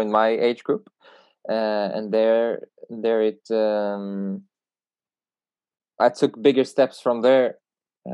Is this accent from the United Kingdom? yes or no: no; Sweden; Growing up in Sweden